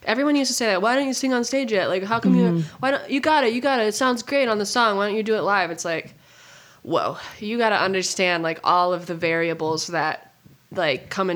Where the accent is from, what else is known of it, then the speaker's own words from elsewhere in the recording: Montana, United States; I'm from Montana, so like we have like one nice restaurant where I live